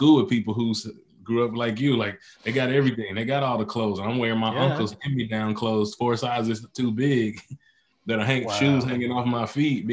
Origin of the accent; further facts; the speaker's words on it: Mississippi, United States; Then I grew up in Mississippi, which is one of the poorest states